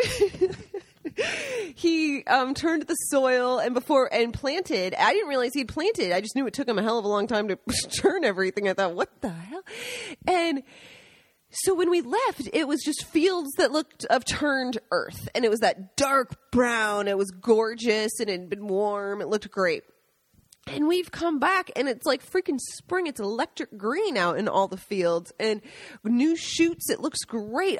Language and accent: English; United States; moved away as an adult; now in Italy; we are American expats that decided to move to Italy